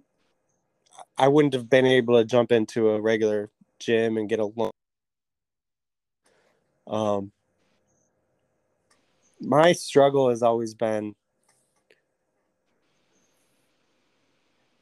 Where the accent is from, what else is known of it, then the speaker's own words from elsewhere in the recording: Wellington, Ohio, United States; also born or lived in Edinboro, Pennsylvania; I grew up here in Wellington my whole life. I went to Wellington High School